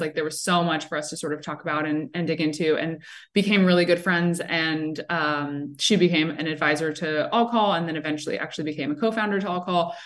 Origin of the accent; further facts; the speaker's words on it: South Florida, United States; also born or lived in Williamsburg, Brooklyn, New York; now in New York, United States; I'm originally from South Florida